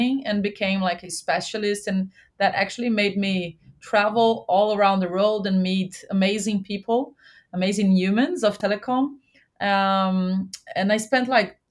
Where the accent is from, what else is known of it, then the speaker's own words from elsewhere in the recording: Goiânia, Goiás, Brazil; also born or lived in Jamaica; now in São Paulo, Brazil; I'm from Goiânia